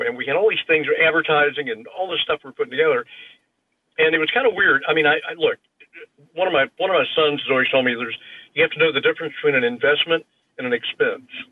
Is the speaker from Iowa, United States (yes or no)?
no; Houston, Texas, United States; I grew up in Houston